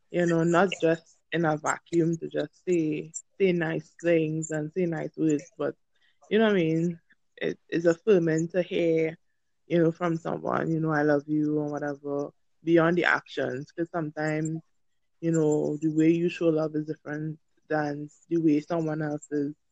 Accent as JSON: {"language": "English", "country": "Trinidad & Tobago", "said": "um, I'm from Trinidad and Tobago."}